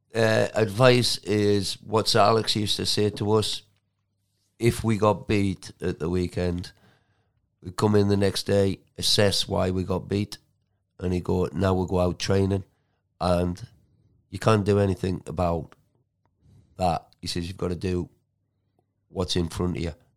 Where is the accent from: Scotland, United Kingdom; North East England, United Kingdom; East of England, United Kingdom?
North East England, United Kingdom; Geordie; moved away; also born or lived in Manchester; I'm a Geordie